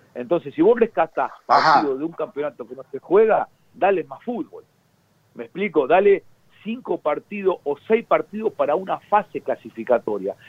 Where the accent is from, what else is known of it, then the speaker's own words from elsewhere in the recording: Corral de Bustos, Córdoba, Argentina; moved away; a mi pueblo, yo soy de Corral de Bustos